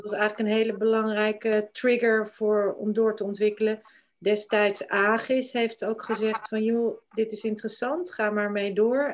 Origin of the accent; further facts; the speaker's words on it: Glimmen, Groningen, Netherlands; moved away as an adult; also born or lived in Denmark / New Zealand / England; Ik ben in Groningen opgegroeid, in Glimmen, een klein plaatsje bij Haren.